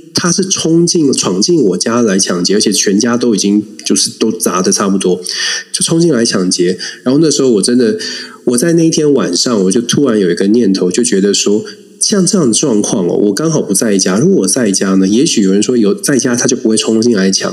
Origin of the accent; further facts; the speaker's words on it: Taiwan; 我们在台湾长大